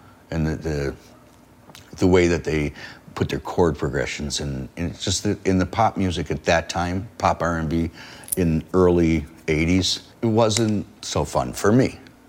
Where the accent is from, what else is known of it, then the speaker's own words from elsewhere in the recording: Detroit, Michigan, United States; It's my hometown.